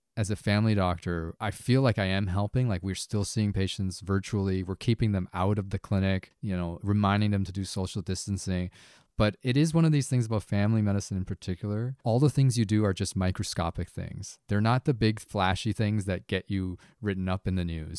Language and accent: English; Canada; as a Chinese Canadian, like, I usually, I put myself as Canadian first, right? This is my home.